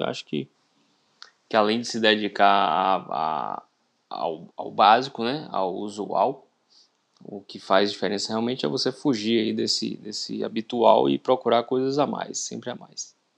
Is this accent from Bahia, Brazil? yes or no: yes; interior of Bahia, Brazil; sou do interior da Bahia